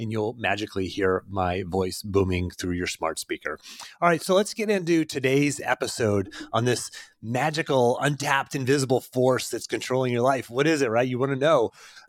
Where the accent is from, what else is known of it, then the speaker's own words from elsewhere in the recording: Pennsylvania, United States; I grew up in Western Pennsylvania, about a half an hour outside of Pittsburgh. Rural country boy, grew up on 10 acres, riding four-wheelers and hunting and fishing and doing country boy stuff